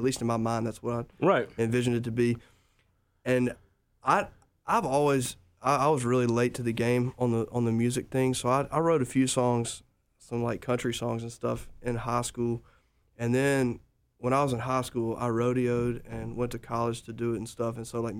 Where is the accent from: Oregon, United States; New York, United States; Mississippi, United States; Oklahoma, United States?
Mississippi, United States; Jackson; I'm from Jackson, Mississippi.